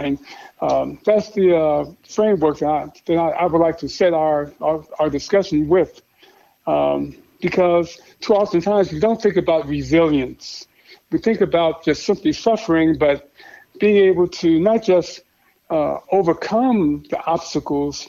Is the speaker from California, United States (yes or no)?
no; Chicago, Illinois, United States; I grew up in Chicago on the South Side